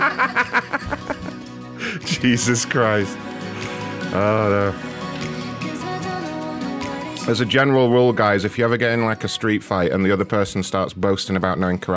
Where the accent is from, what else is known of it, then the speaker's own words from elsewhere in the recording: United Kingdom; I'm British